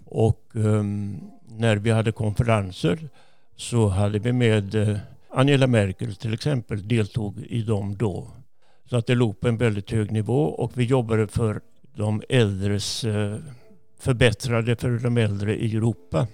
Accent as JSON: {"language": "Swedish", "town": "Jönköping", "region": "Jönköping County", "country": "Sweden", "tie": "born or raised there", "also_born_or_lived": "Gothenburg", "moved": "as an adult", "said": "Jag är född i Jönköping"}